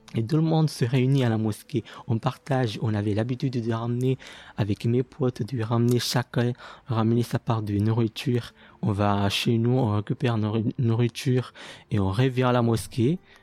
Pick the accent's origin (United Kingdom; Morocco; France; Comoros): Comoros; near Moroni, Grande Comore; moved away as an adult; Je viens des Comores, précisément dans la ville de Bambaro qui est juste à côté de Moroni, euh, la capitale de Comores